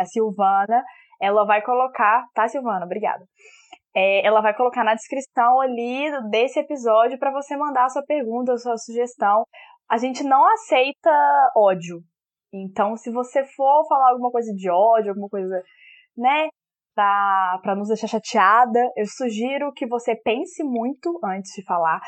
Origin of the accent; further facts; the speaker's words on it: Belo Horizonte, Minas Gerais, Brazil; sou de BH, capital mineira, como pode, pode ver pro meu sotaque